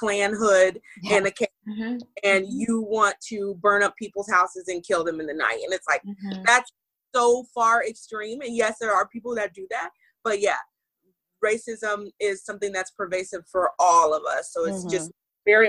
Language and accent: English; Houston, Texas, United States; moved away as an adult; now in California, United States; I grew up in Texas